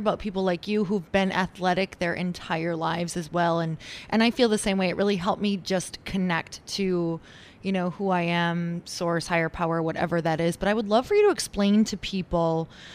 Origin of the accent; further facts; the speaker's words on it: Upper Michigan, United States; moved away; also born or lived in Wisconsin / Minnesota; I am from Upper Michigan, also lived in Wisconsin and Minnesota